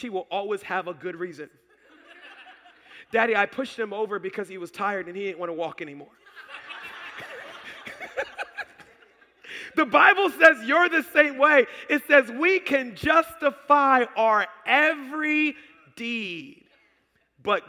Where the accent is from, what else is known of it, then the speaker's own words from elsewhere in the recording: Baltimore, Maryland, United States; also born or lived in Howard County, Maryland; We're in Howard County now, but I grew up in Baltimore